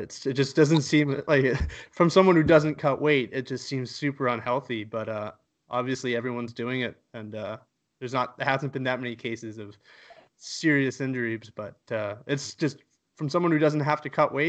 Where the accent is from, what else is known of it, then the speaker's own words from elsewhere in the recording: Halifax, Nova Scotia, Canada; We're both from Halifax